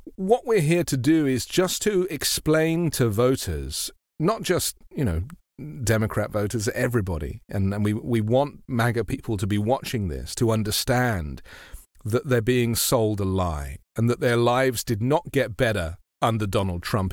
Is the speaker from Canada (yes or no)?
no; United Kingdom; moved away as an adult; now in United States; I'm a British journalist. I've been in the US for seven years